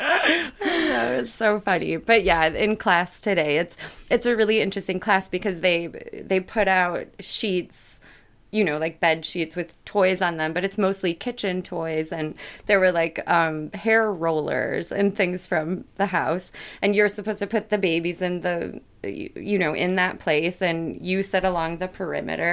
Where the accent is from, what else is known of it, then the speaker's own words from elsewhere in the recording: Midwest, United States; I was raised in the Midwest